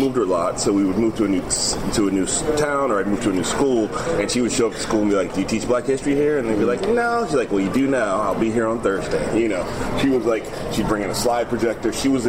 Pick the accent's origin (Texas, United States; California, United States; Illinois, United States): Illinois, United States; Chicago; also born or lived in Palo Alto, United States; I graduated from high school in Chicago, so for a long time, I would say I was from Chicago, but then I lived out here for so long, I was like, no, I think I'm from here now. But I was born in Palo Alto, lived